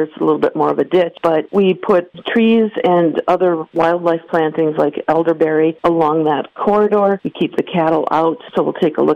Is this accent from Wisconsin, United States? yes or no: yes; Green Bay, Wisconsin, United States; I grew up in Green Bay